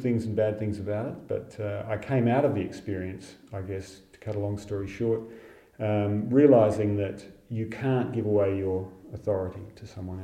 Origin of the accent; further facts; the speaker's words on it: Fremantle, Western Australia, Australia; my hometown of Fremantle